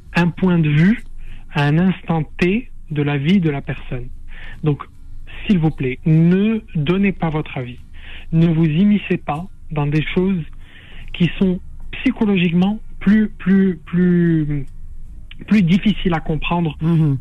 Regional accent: Casablanca, Casablanca-Settat, Morocco; moved away as an adult; also born or lived in Fez; now in France; j'ai grandi à Casablanca, mais je suis fassi d'origine

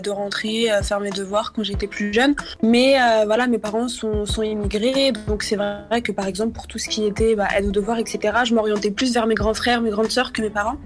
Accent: Argenteuil, Île-de-France, France; j'ai grandi à Argenteuil, euh, donc j'ai toujours eu, donc, que ce soit ma primaire, mon collège, mon lycée, à, deux pas de la maison

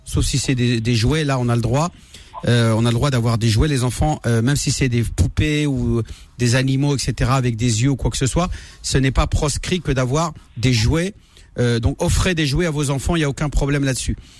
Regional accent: France; J'ai grandi en France, j'ai grandi, grandi à l'école avec le sapin de Noël

